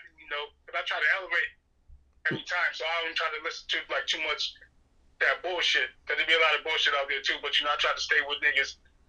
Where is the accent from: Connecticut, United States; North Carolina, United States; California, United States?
Connecticut, United States; Norwalk; also born or lived in South; I've been up here since a young boy. But, you know, I'll be back and forth, but my roots is up here. That's the East Coast.